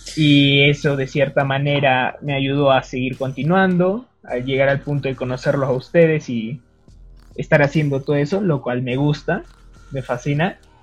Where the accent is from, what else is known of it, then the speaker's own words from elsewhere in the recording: Peru; Yo soy peruano